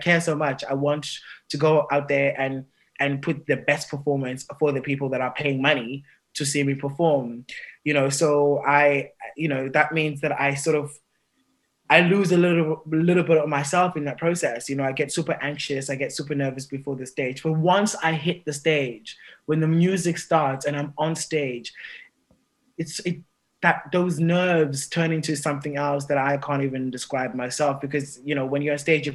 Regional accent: South Africa; moved away; also born or lived in England; I'm from the Xhosa clan in South Africa

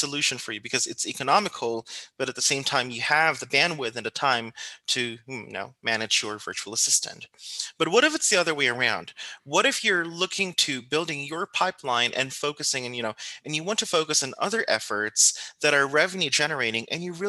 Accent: Philippines; coming from the Philippines, which is, you know, I come from the Philippines

